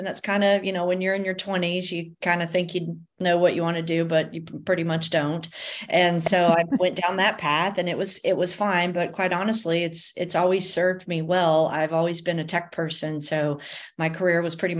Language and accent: English; Texas, United States; also born or lived in Fort Worth, Texas; I am a Texan. I'm very proud of my Texas roots. So we live in Fort Worth, Texas.